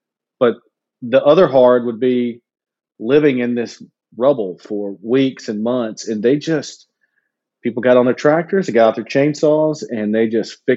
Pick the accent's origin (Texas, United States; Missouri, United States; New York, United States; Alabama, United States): Alabama, United States; Huntsville; moved away as an adult; now in Kentucky, United States; I grew up in Alabama.